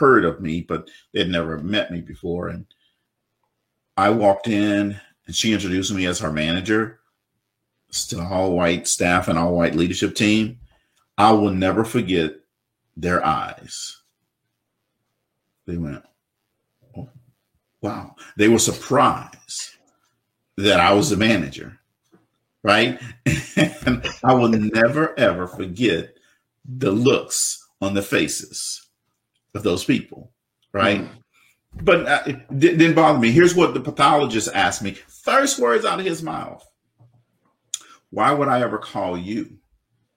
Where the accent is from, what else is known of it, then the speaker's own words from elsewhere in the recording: South Louisiana, United States; this black kid growing up in South Louisiana